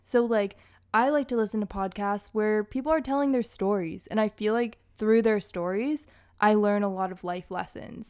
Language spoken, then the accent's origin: English; Hawaii, Massachusetts, United States; also born or lived in Boston, Massachusetts; I was born in the burbs of Massachusetts, and I grew up partially in Massachusetts, but I also grew up in Hawaii